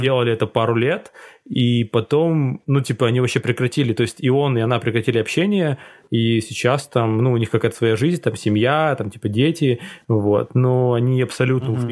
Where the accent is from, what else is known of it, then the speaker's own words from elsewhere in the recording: Cherepovets, Vologda Oblast, Russia; moved away; в моем родном городе, где очень узкая комьюнити, и где, типа, друзья, ну, в смысле, друзья твои, друзья твои девушки, это, типа, ну, весь череповец